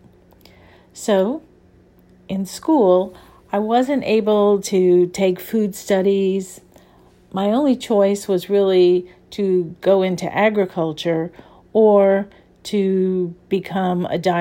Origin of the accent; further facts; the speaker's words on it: New Orleans, Louisiana, United States; I grew up in New Orleans, where there is a very, very strong food culture.